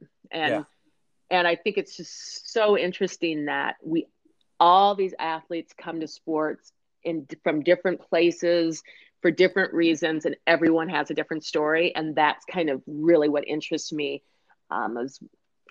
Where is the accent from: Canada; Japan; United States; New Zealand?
United States; Minneapolis, Minnesota; I grew up in Minneapolis, Minnesota, we have a lot of professional teams here